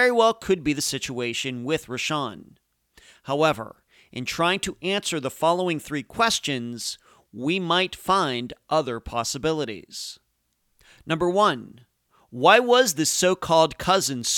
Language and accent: English; Pennsylvania, United States; I'm originally from Pennsylvania